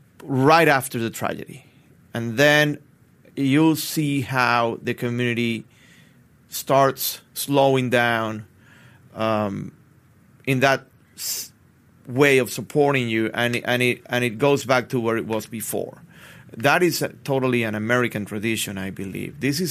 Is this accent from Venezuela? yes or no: yes; Venezuela; now in Parkland, United States; I'm from Venezuela. Then I moved to United States, and then I decided to move to Parkland